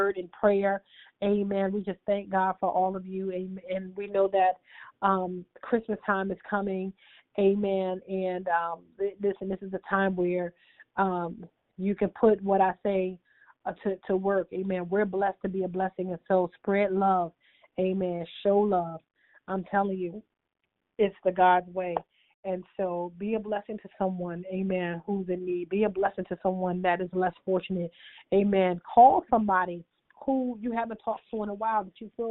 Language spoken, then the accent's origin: English; New Jersey, United States; moved away; My New Jersey family, my hometown